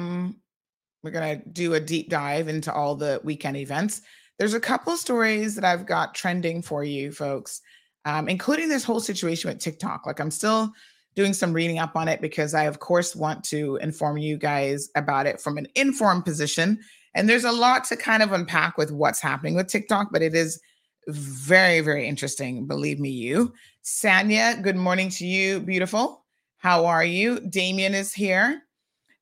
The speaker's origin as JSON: {"language": "English", "country": "Cayman Islands", "tie": "born or raised there", "said": "life growing up in the Cayman Islands"}